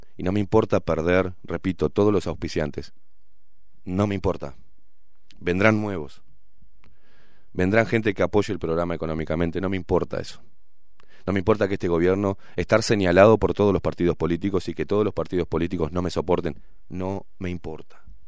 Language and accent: Spanish; Uruguay; como todo uruguayo que venimos en la rosca